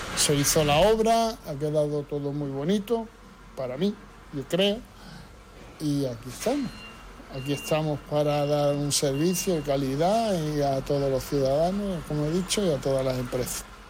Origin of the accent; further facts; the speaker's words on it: Ceuta, Spain; somos Ceutí, somos Caballa